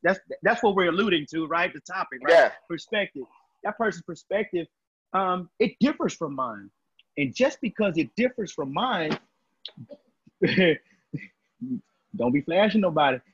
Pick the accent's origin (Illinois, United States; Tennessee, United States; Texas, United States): Texas, United States; I'm from Texas